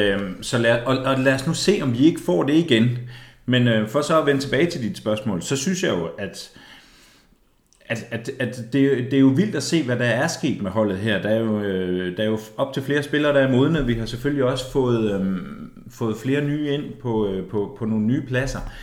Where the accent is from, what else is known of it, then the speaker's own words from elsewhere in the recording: Ebeltoft, Central Denmark Region, Denmark; jeg er fra Ebtoft, det er Østjylland